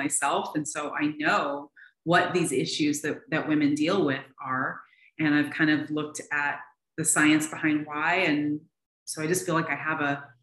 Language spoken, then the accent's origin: English; Seattle, Washington, United States; moved away as an adult; now in Tucson, United States; I was born and raised in Seattle.